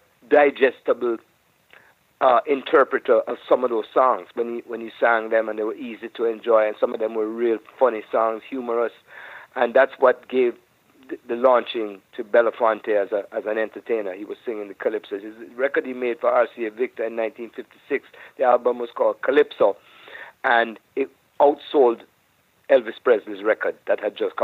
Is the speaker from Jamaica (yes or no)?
yes; Jamaica; now in United States; I'm from Jamaica, but I'm a Jamaican